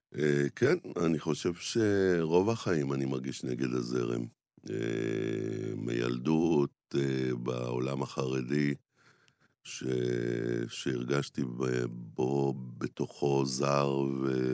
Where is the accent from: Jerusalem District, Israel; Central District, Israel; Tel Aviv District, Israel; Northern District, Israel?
Jerusalem District, Israel; Jerusalem; גדלתי בשכונת רמת אשכול בירושלים